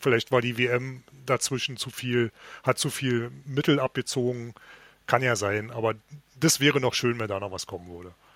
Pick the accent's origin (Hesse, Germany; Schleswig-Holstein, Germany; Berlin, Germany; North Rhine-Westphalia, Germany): Berlin, Germany; sind wir Berliner